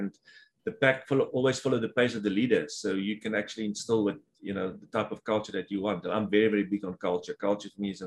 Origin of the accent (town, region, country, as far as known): South Africa; moved away as an adult; now in Houston, United States